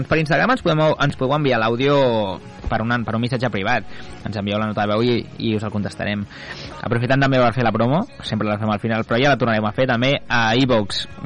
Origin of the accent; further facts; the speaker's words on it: Vallès, Catalonia, Spain; Som el París del Vallès